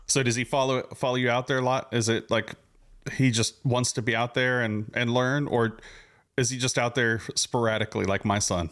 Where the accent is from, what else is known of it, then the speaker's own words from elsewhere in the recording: Southern California, United States; now in Houston, United States; I'm originally from SoCal